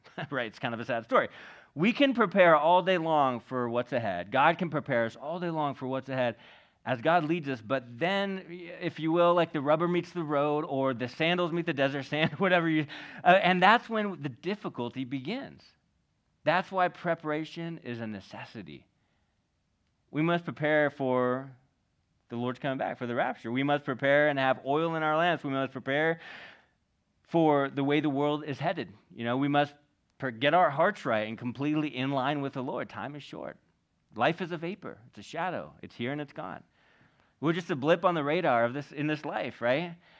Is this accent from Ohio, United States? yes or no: no; Northern California, United States; moved away as an adult; also born or lived in Venice Beach, Los Angeles; I grew up in Northern California.